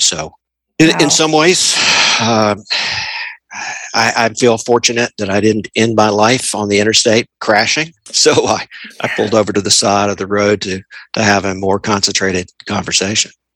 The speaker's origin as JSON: {"language": "English", "region": "Tennessee", "country": "United States", "said": "I am 59 years old and I am from Tennessee"}